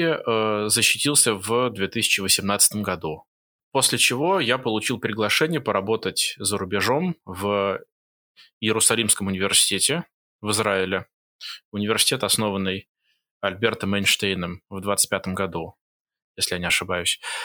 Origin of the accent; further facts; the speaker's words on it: Moscow, Russia; moved away as an adult; also born or lived in Jerusalem, Israel; now in Singapore; я родился и вырос в Москве